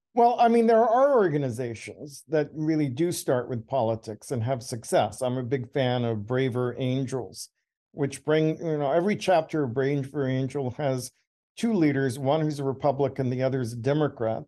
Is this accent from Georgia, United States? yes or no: yes; Georgia, United States; I was born in Georgia.